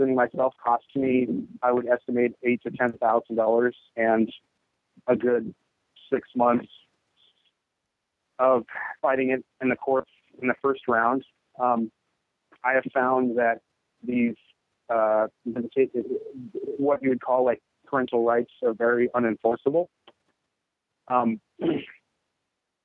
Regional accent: Northern California, United States; moved away as an adult; now in Minnesota, United States; I'm from Northern California originally, born and raised

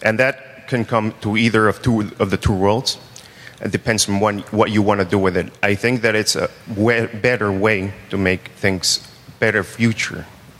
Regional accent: Mexico; I am from Mexico.

